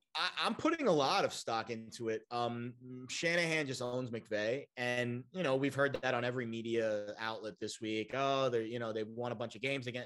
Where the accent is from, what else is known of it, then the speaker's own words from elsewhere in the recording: New York, United States; I got converted to my hometown New York roots